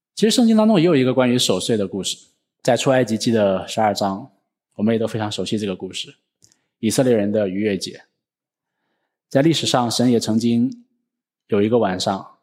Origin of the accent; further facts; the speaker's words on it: China; 我们中国人